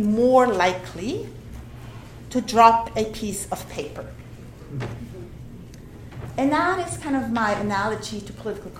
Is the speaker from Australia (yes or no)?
no; Switzerland; moved away; my home country, Switzerland